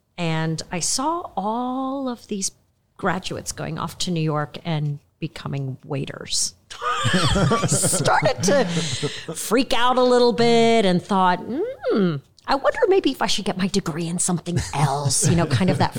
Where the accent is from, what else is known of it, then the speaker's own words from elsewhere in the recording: Kenya; born there; also born or lived in Tanzania; I was born in Kenya then lived in Tanzania.